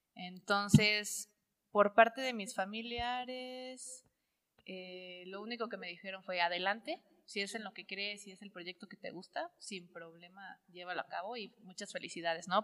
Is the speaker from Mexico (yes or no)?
yes; Córdoba, Veracruz, Mexico; moved away as an adult; also born or lived in Puebla; now in Cholula, Mexico; soy de Córdoba, Veracruz, pero ya tiene 10 años que vivo en la ciudad de Puebla